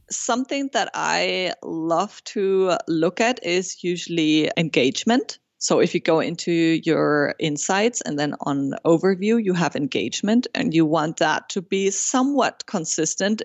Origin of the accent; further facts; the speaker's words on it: Germany; first language German and Spanish; English is a second language; now in Montreal, Canada; I was born and raised in Germany, but by a Peruvian mother, so I grew up bilingual with a German and Spanish